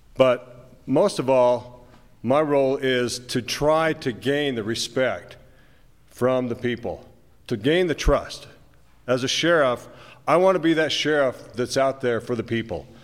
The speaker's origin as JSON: {"language": "English", "town": "Moab", "region": "Utah", "country": "United States", "tie": "born or raised there", "said": "I was born and raised in Moab"}